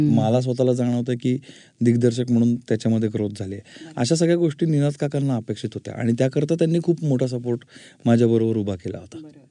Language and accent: Marathi; Pune, Maharashtra, India; also born or lived in Ratnagiri; माझं मूळ रत्नागिरी पण आईनी खूप शहाणपणा करून मला पुण्यामध्ये शिकायला ठेवलं होतं